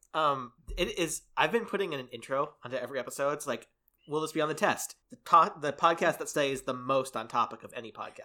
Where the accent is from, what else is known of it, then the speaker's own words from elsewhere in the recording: United States; as an American